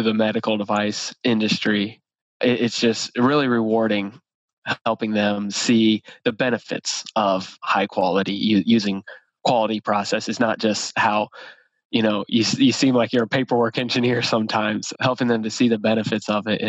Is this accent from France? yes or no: no; Ohio, United States; moved away as an adult; now in Indianapolis, United States; born and raised in Ohio, OH, and then came over here to Indianapolis